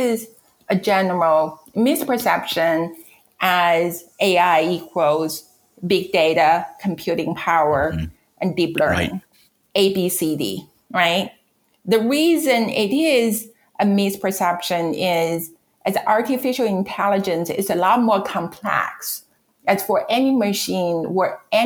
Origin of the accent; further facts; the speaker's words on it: China; English is a second language; moved away as an adult; now in United States; So I'm from China. I came to this country for graduate education, meaning I went to graduate school. I would never get rid of my accent